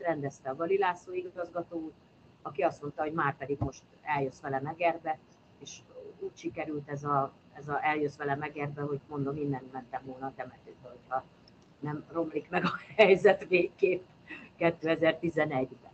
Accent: Kecskemét, Bács-Kiskun, Hungary; moved away as an adult; also born or lived in Eger / Békéscsaba / Miskolc; Kecskeméti vagyok

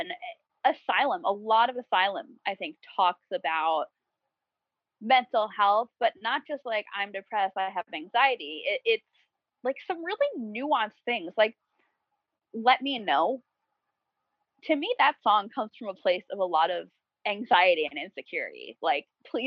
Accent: New Jersey, United States; I'm from New Jersey.

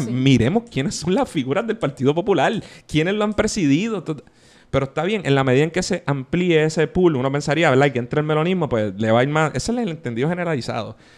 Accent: San Juan, Puerto Rico

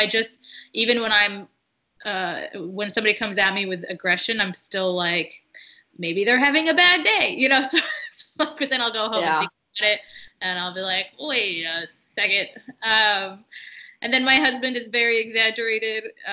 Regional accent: United States; first language Arabic; English is a second language; a Muslim woman who was born and raised in America, living in America

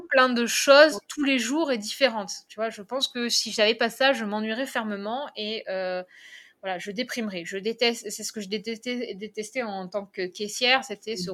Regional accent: Carnoules, Provence-Alpes-Côte d'Azur, France; je suis de Carnoul, donc euh, je suis de la zone varoise

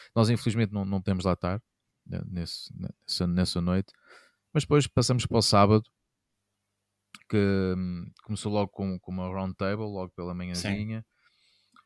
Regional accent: Castelo Branco, Portugal; sempre me habitei desde miúdo lá, lá em Castelo Branco

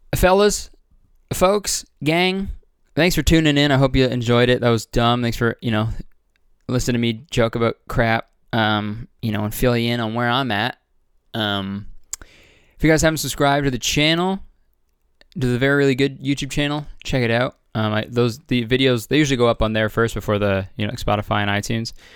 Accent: Toronto, Ontario, Canada; moved away; I'm doing a show in Toronto, Toronto, Canada, Ontario, my hometown

